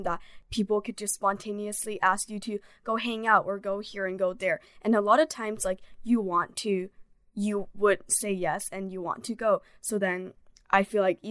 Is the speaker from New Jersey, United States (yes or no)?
no; Bay Area, California, United States; moved away as an adult; I'm from Bay Area